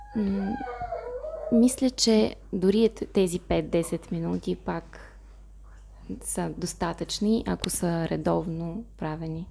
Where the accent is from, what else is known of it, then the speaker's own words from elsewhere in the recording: Moldova; Bulgarian is a second language; also born or lived in Saint Petersburg, Russia; now in Bulgaria; Аз съм от Молдова. Молдова. А, живях в Петербург преди да се преместя тук.